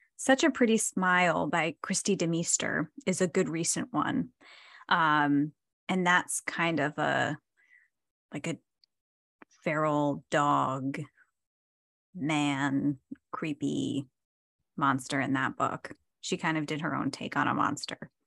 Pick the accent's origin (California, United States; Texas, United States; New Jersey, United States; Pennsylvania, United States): New Jersey, United States; moved away; I'm from New Jersey